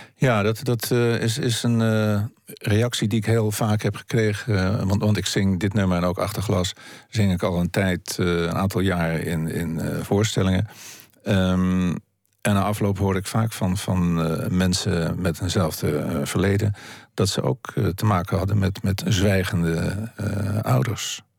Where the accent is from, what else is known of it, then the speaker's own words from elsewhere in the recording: Haarlem, North Holland, Netherlands; also born or lived in Heemstede; zoals een oude buurt waar ik opgroeide en waar ik eh, in Haarlem, waar ik op mijn achtste wegging, omdat ik verhuisde naar Heemstede